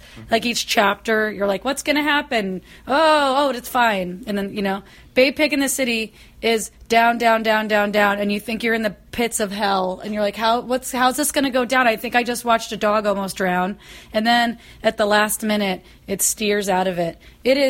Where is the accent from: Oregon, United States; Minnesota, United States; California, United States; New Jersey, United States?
Oregon, United States; Portland; I come from Portland where we don't have fluoridated water